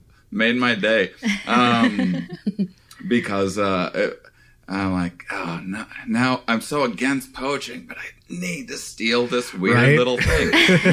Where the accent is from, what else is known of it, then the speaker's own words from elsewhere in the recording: Wisconsin, United States; moved away; I'm from Wisconsin originally